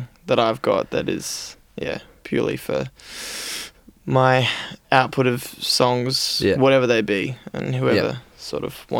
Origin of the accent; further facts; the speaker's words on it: Adelaide, South Australia, Australia; now in Melbourne, Australia; I moved to Melbourne from Adelaide to do one thing, which was play music.